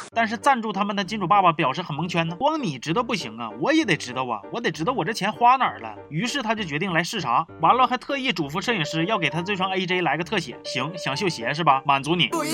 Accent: Northeast China, China; 我们东北人第一个就不答应

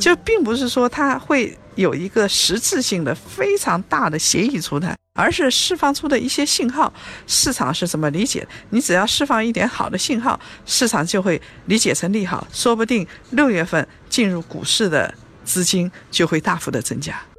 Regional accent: China

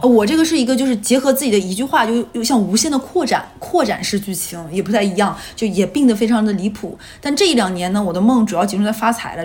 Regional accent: Northeast China, China; moved away as an adult; 因为东北没有这玩意儿，那个时候老家也没有便利店

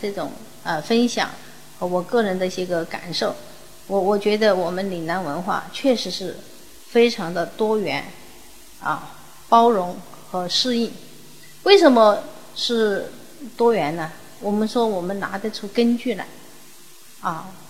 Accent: Guangdong, China; 我们广东人要心中有数的一个家底，就在这个珠江三角洲这么小小的一个地方

